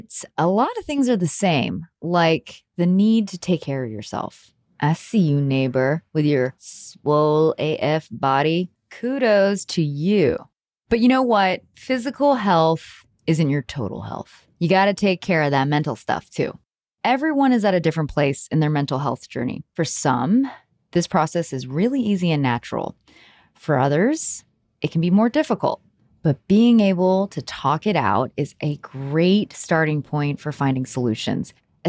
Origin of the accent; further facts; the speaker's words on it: Houston, Texas, United States; I grew up in Houston